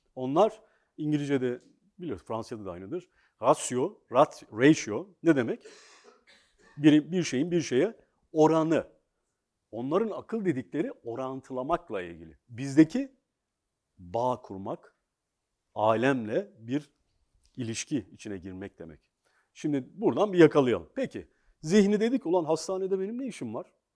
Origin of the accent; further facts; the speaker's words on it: Ankara, Turkey; Ben bir gecekondu çocuğuyum. Ankara'nın, aslında Türkiye'nin ilk gecekondu mahallesinde doğdum, büyüdüm.